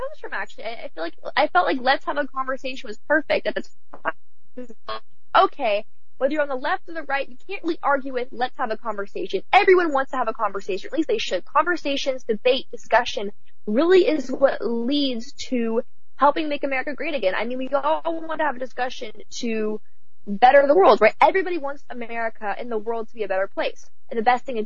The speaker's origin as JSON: {"language": "English", "town": "Berkeley", "region": "California", "country": "United States", "tie": "born or raised there", "said": "I was actually born and raised in Berkeley"}